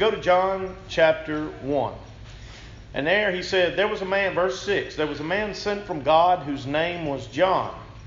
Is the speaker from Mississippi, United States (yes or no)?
yes; Hamilton, Mississippi, United States; I am from Hamilton, Mississippi, which is just near Tupelo